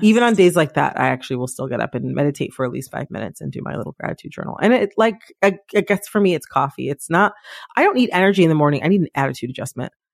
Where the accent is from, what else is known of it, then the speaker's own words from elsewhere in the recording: Midwest, United States; an American from the Midwest